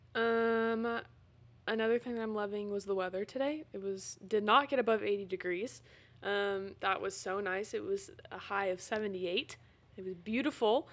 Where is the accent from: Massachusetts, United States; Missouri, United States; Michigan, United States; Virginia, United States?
Missouri, United States; Carthage; in my hometown